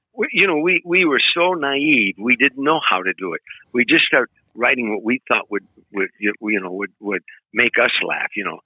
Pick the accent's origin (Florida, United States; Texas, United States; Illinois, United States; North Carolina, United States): Illinois, United States; Harvey; moved away as an adult; now in California, United States; I grew up very poor in Harvey, Illinois